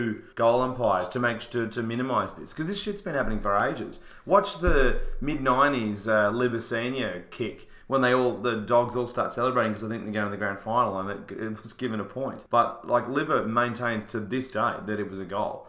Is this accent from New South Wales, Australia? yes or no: no; Victoria, Australia; Victorians want to see good football.